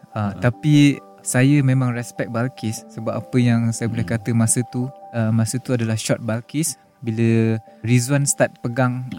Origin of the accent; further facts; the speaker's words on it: Kuala Lumpur, Malaysia; also born or lived in Sungai Petani, Kedah / Segamat, Johor; saya berasal daripada AU3 Keramat KL kampung di Sungai Petani di Tikam